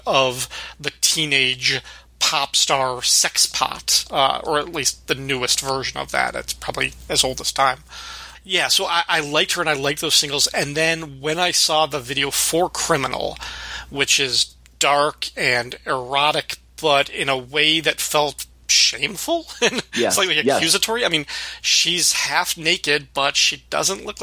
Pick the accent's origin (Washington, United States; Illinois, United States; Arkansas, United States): Illinois, United States; DeKalb; Northern Illinois University in DeKalb, Illinois, my hometown.